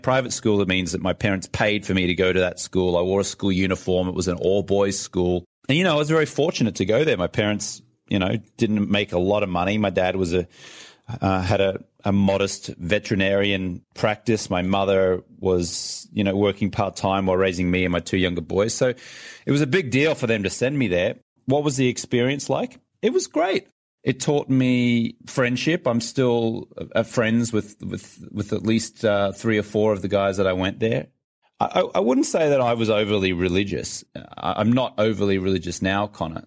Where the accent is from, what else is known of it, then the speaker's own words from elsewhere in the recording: Brisbane, Queensland, Australia; moved away as an adult; also born or lived in London; now in Los Angeles, United States; I'm from Brisbane, Australia, but I was living in London at, at that time